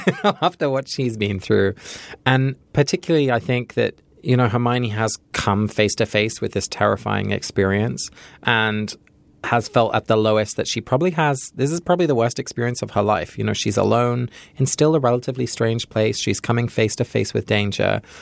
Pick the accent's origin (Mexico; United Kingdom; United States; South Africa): United States; California; I'm from California